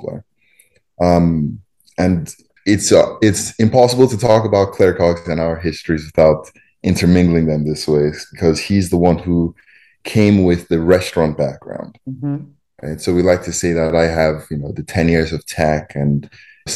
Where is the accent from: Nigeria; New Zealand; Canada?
Nigeria; moved away as an adult; also born or lived in Champaign-Urbana, United States / Boston, United States / Silicon Valley, United States; now in Chicago, United States; born and raised in Nigeria, and then came to the U.S. for undergrad.